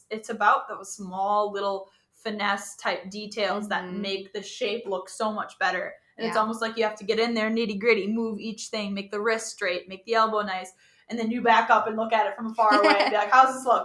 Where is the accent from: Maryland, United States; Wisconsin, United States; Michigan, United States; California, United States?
Wisconsin, United States; I grew up in Wisconsin